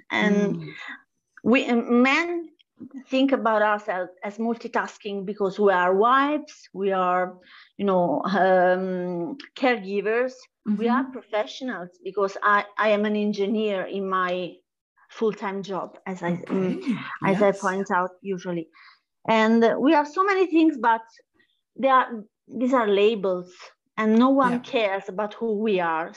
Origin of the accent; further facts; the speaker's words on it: Italy; I am from Italy